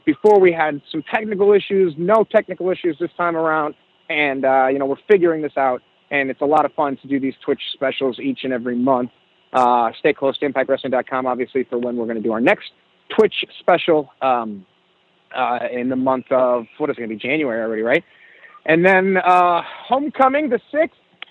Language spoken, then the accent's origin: English; Chicago, Illinois, United States; I grew up in Chicago